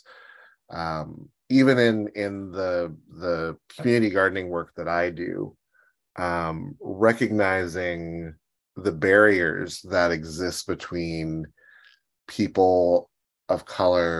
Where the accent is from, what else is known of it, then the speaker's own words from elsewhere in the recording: Pittsburgh, Pennsylvania, United States; I grew up in Pittsburgh and a very urban part of the city